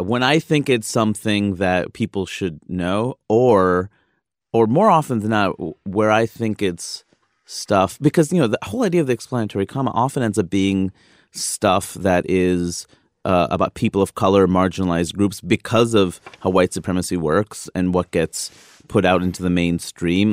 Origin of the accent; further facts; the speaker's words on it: East Coast, United States; I'm from the East Coast.